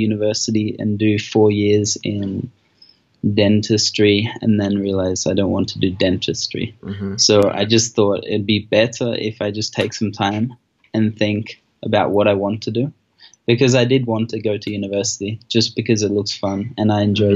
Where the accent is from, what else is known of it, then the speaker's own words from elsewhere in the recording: Australia; moved away as an adult; now in Colombia; I grew up in Australia, because I'm Australian, and I traveled across either side of Australia when I was young. So I grew up in a few places.